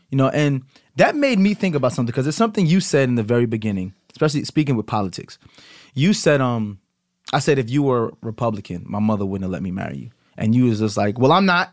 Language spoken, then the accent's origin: English; United States; me being American